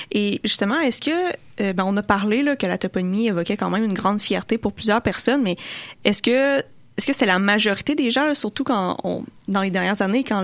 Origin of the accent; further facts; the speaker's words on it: Lévis, Quebec, Canada; Moi, je viens de Lauson